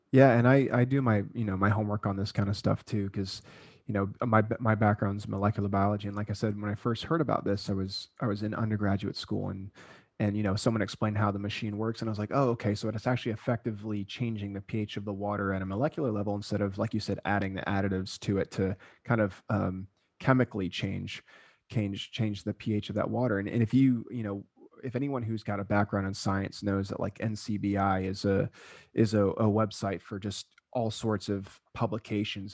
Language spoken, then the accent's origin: English; South Florida, United States; moved away; also born or lived in Okinawa, Japan / Hawaii; I grew up in South Florida